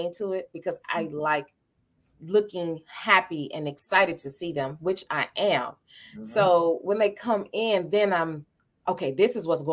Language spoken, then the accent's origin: English; St. Louis, Missouri, United States; I was born and raised in St. Louis.